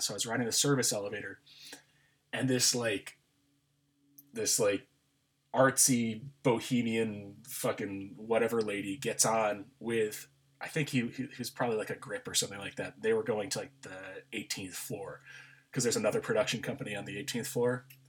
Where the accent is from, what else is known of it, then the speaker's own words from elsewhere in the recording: Albany, New York, United States; now in Los Angeles, United States; upstate New York.